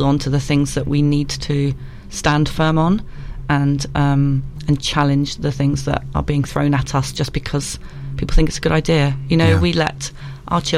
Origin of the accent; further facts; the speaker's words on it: Isle of Wight, South East England, United Kingdom; I'm from the Isle of Wight.